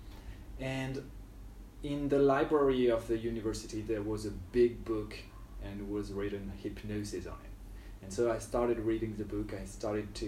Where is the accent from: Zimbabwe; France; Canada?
France; near Lille, Hauts-de-France; moved away as an adult; now in Ho Chi Minh City, Vietnam; So, well, I grew up in France near a big city, but not like near, it was near Lille.